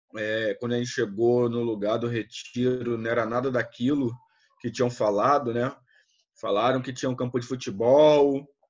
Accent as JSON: {"language": "Portuguese", "region": "Rio de Janeiro", "country": "Brazil", "also_born_or_lived": "Volta Redonda", "moved": "yes", "lives_now": "Macaé, Brazil", "said": "eu sou do Rio"}